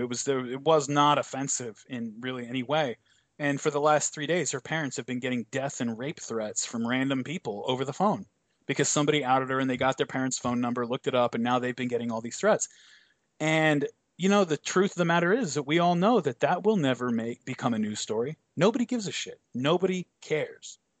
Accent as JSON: {"language": "English", "country": "United States", "said": "I'm an American"}